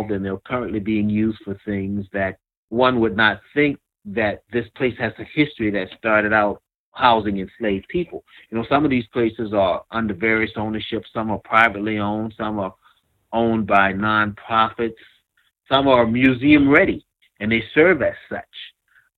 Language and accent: English; Kingstree, South Carolina, United States; I grew up in a very small town of King Street, South Carolina, Williamsburg County